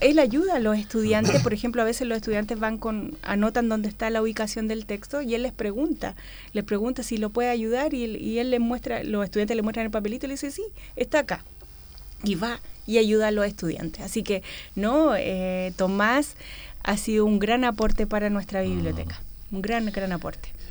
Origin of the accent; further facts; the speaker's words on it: Valparaíso, Chile; also born or lived in Los Ángeles, Chile; Después volví a Valparaíso, a mi ciudad natal.